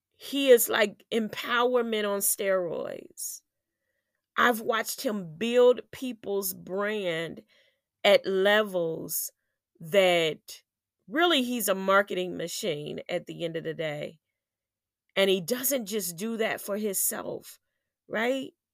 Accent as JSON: {"language": "English", "country": "United States"}